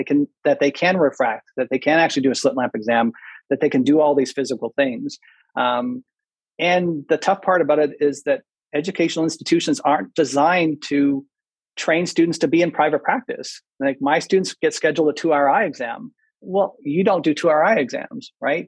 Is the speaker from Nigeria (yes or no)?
no; Manitoba, Canada; moved away; also born or lived in Waterloo, Ontario; I'm Canadian. I grew up in Canada. I was raised in Manitoba